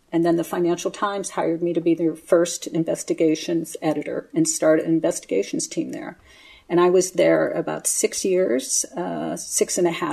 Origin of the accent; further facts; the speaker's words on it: United States; now in London, United Kingdom; So he was American, my mother was Canadian and uh, I'm American now, living in London.